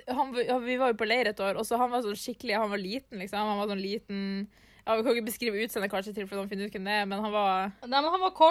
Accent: Narvik, Nordland, Norway; Ja, jeg kommer også fra Narvik.

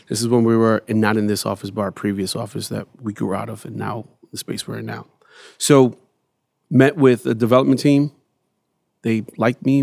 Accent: New York City, New York, United States; growing up in Bed Stuy

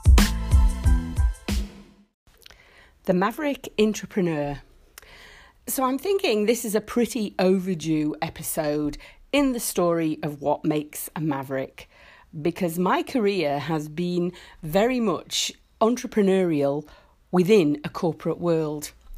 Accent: Isle of Man; I grew up in the Isle of Man

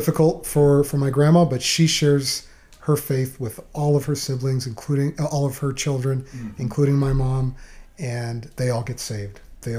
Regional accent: Malaga, Andalusia, Spain; now in Waco, United States; Oh, Jimmy, Malaga, Spain is beautiful.

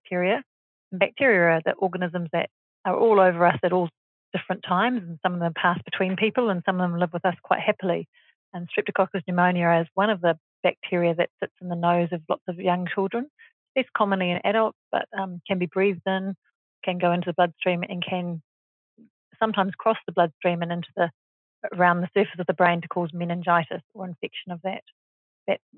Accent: New Zealand; moved away as an adult; also born or lived in Australia / Singapore; I grew up in New Zealand

